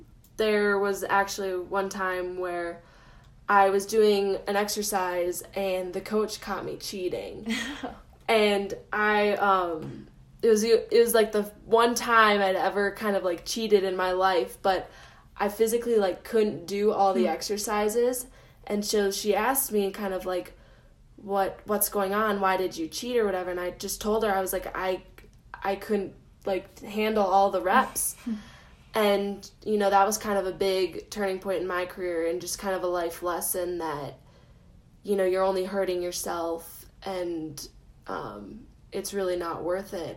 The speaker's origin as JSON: {"language": "English", "region": "Minnesota", "country": "United States", "tie": "born or raised there", "moved": "yes", "said": "I ice skated a lot back at home. I'm from Minnesota, and so pretty much everyone can skate there. And so I grew up kind"}